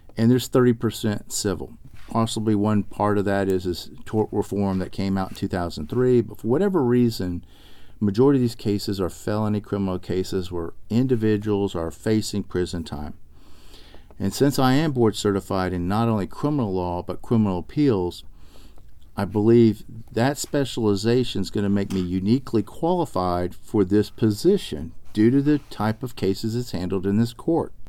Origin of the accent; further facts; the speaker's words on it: Arlington, Texas, United States; also born or lived in Austin, Texas; I grew up actually in Arlington, Texas